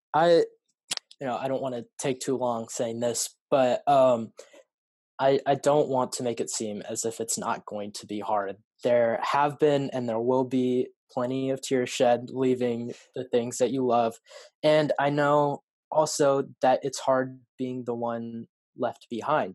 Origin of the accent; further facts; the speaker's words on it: Salem, Oregon, United States; I was born and raised in Salem, Salem area uh, of Oregon, and I've never really lived anywhere else